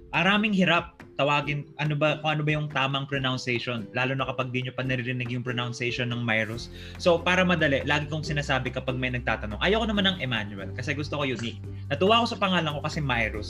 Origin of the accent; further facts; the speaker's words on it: Manila, Metro Manila, Philippines; I was born and raised in Paco, Manila